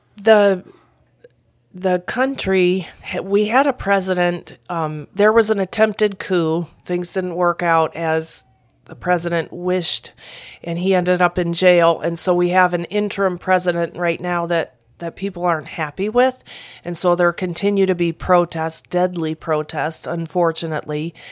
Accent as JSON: {"language": "English", "area": "Flatland", "region": "Ohio", "country": "United States", "also_born_or_lived": "Peru", "moved": "as an adult", "said": "I am from Flatland, Ohio"}